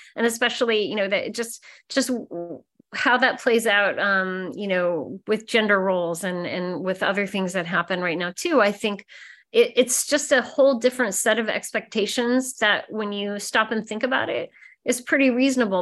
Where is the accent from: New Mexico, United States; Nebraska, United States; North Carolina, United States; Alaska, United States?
Nebraska, United States; moved away; Growing up in Nebraska, I wasn't really taught to be very curious, I think, in my small town